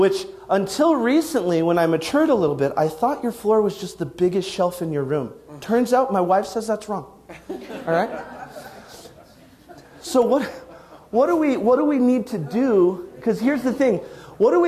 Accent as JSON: {"language": "English", "region": "Wyoming", "country": "United States", "also_born_or_lived": "Arizona", "moved": "yes", "said": "I'm from Wyoming."}